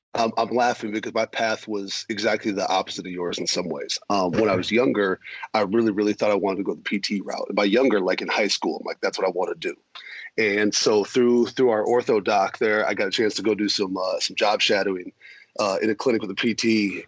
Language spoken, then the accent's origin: English; South Dakota, United States; also born or lived in Minnesota; growing up in South Dakota, family from Minnesota. I was born in Minnesota.